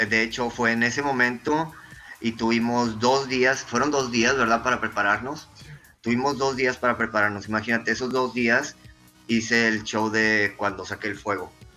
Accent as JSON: {"language": "Spanish", "town": "Reynosa", "region": "Tamaulipas", "country": "Mexico", "moved": "yes", "lives_now": "Monterrey, Mexico", "said": "Yo soy de Reynosa, Tamaulipas. Me vine a vivir aquí a Monterrey, ya tengo más de 20 años viviendo aquí en Monterrey."}